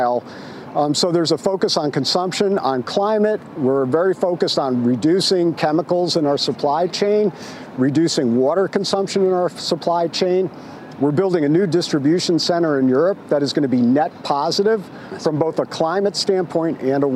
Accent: San Francisco, California, United States; San Francisco, my hometown

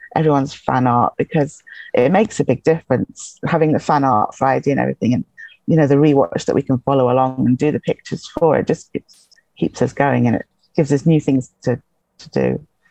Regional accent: England, United Kingdom; accent: English; now in Highlands, Scotland; born in England, so it's an English accent

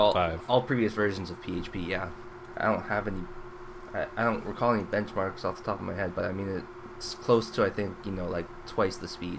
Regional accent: Canada; Well, I'm still Canadian.

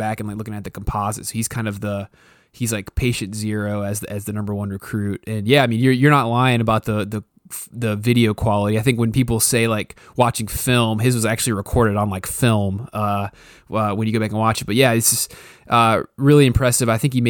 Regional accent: South Carolina, United States; growing up in South Carolina

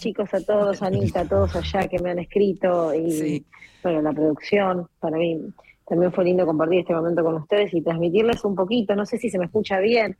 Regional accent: Argentina; nosotros eh, somos Argentina

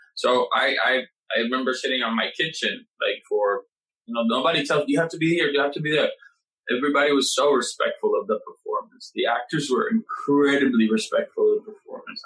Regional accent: Puerto Rico; moved away as an adult; now in New York, United States; I come from Puerto Rico

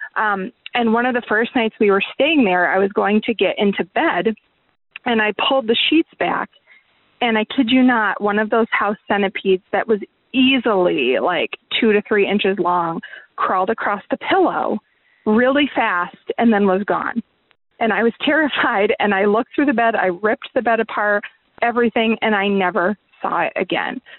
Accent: Syracuse, New York, United States; now in Albany, United States; I'm actually originally from the Syracuse area

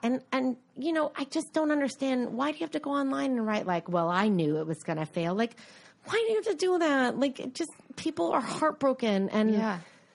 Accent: United States; I'm an American.

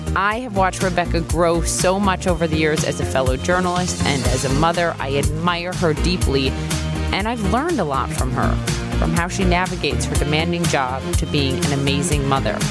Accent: Minnesota, United States; now in New York City, United States; growing up in the Midwest

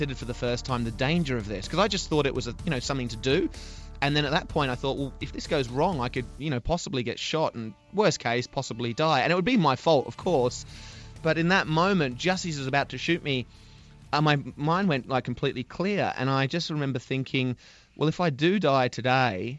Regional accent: Sydney, New South Wales, Australia; I'm from Sydney, so I ended up in Melbourne, a different city

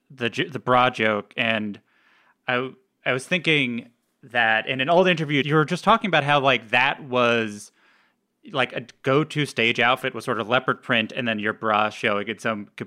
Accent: Atlanta, Georgia, United States; now in New York, United States; You say, No, but for the grace of God, I was not born here. Thank you. She goes, Where are you from? you go, Atlanta, you're welcome. And that turns into, no, ma'am, I'm from the South.

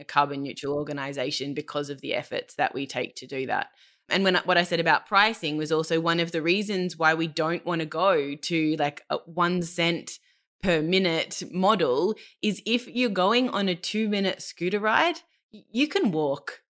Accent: Australia; moved away as an adult; now in Germany; I'm Australian

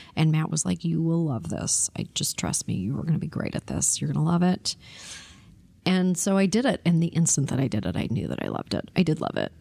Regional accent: Toronto, Ontario, Canada; I was born in Toronto

